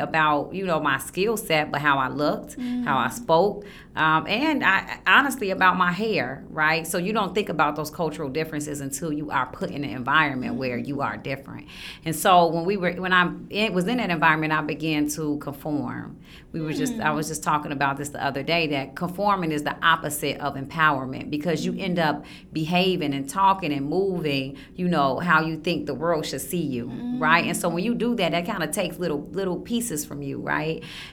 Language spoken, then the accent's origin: English; Chicago, Illinois, United States; moved away as an adult; I am from Chicago, and I'm pretty transparent and upfront about my upbringing. So my upbringing was, I'm from Chicago.